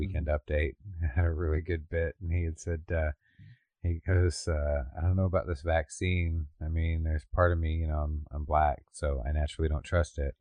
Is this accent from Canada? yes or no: yes; Canada